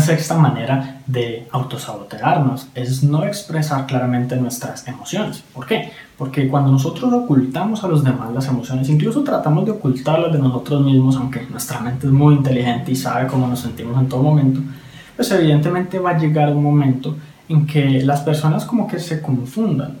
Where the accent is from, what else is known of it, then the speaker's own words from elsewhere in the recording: Colombia; en mi país, Colombia